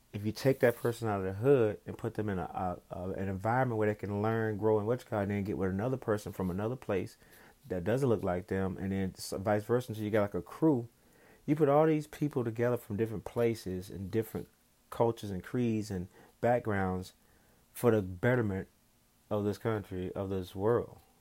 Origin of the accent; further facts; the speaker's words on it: the South, United States; growing up in the South